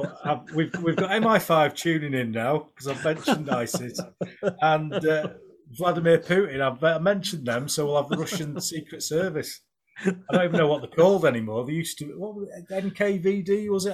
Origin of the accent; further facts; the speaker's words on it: Pudsey, Yorkshire and the Humber, United Kingdom; accent: Yorkshire; I'm from Pudsey